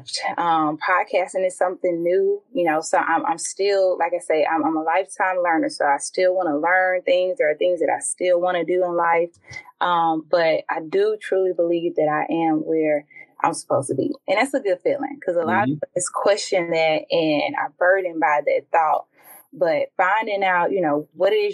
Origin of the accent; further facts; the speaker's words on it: Jackson, Mississippi, United States; moved away as an adult; born and raised in West Jackson, you know, going to school in West Jackson, from Jim Hill to Jackson State